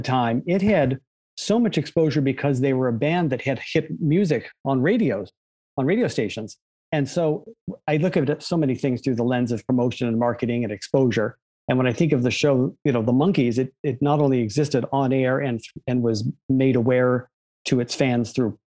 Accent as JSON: {"language": "English", "country": "U.S. Virgin Islands", "tie": "born or raised there", "also_born_or_lived": "Maine, United States", "moved": "yes", "said": "I was brought up in the Virgin Islands of all random places, born in Maine, but brought up in the Virgin Islands."}